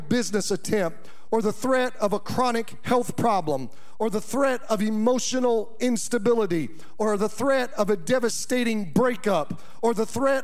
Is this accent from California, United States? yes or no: no; Kansas, United States; moved away; I was born in Kansas